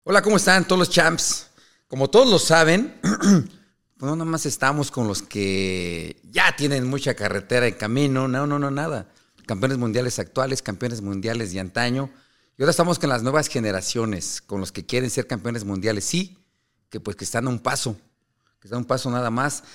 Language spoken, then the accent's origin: Spanish; Mexico